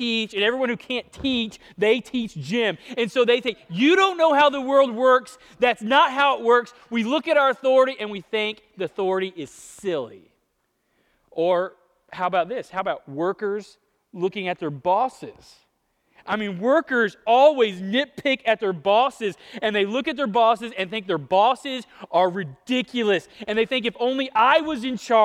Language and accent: English; Ponca City, Oklahoma, United States; moved away; going home for Thanksgiving to Ponca City, Oklahoma, where I grew up